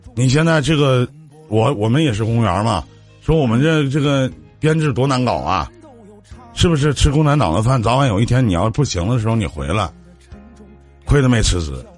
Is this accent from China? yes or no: yes; Northeast China, China; accent: Northeastern; 我们东北话